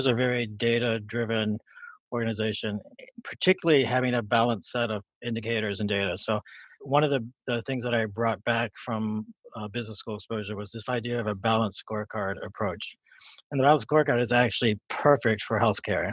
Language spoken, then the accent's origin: English; West Virginia, United States; moved away; So I grew up in West Virginia, and I went to undergrad in West Virginia